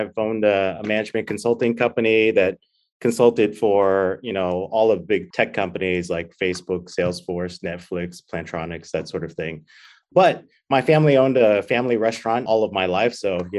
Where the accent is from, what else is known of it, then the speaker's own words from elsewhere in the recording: Taiwan; moved away; I'm from Taiwan